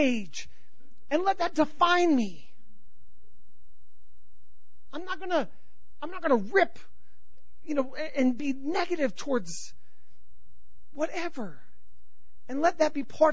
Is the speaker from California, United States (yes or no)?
yes; Southern California, United States; moved away; I grew up in Southern California